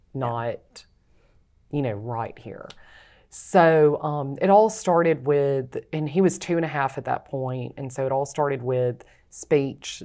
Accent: Rayville, Louisiana, United States; also born or lived in Alabama; I'm from Ravel, Louisiana

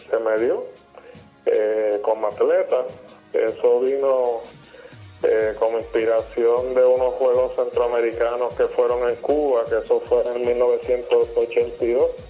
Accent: Puerto Rico; ya tú sabes que como buen puertorriqueño, pues eh, comenzamos en las pequeñas ligas

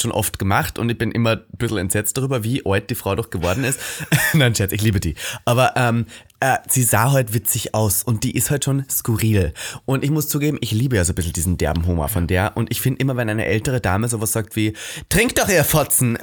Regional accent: Austria; now in Germany; meine Heimat Österreich

